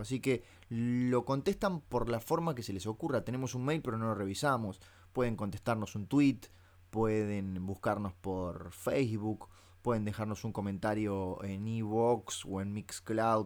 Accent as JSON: {"language": "Spanish", "country": "Uruguay", "said": "yo soy uruguayo. Y como buen uruguayo"}